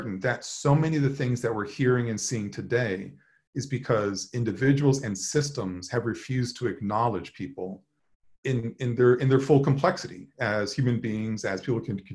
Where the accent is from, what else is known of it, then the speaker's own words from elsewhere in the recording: Upper South, United States; growing up in the Upper South